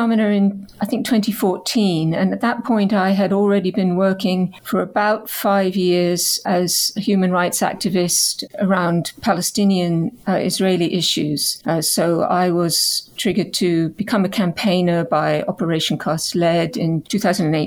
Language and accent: English; Canada; now in United Kingdom; my own identity as a Canadian, as a British Canadian, growing up as a settler colonial